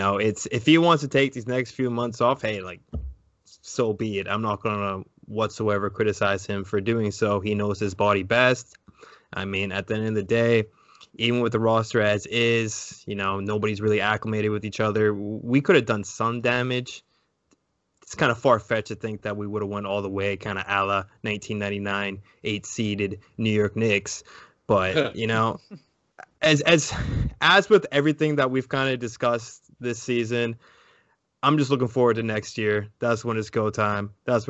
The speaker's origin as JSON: {"language": "English", "country": "Canada", "said": "as a Canadian basketball fan"}